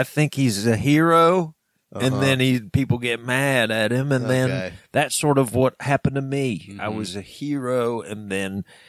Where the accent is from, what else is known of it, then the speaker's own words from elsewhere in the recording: Danville, Georgia, United States; This is back in my hometown of Danville, Georgia.